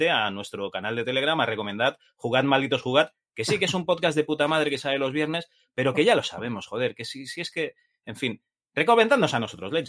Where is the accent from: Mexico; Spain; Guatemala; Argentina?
Spain; Catalonia; Yo también soy catalán